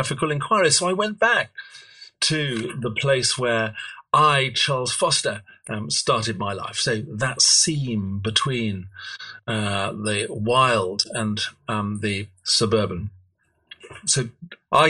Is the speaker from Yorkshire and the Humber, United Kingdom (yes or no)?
yes; edge of the Derbyshire Peak District, Yorkshire and the Humber, United Kingdom; I was brought up in Yorkshire. I was brought up on the edge of the Derbyshire Peak District